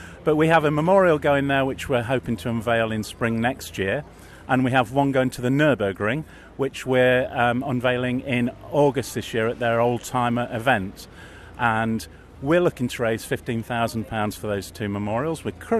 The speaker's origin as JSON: {"language": "English", "area": "Lincolnshire", "region": "East Midlands", "country": "United Kingdom", "said": "I come from Lincolnshire"}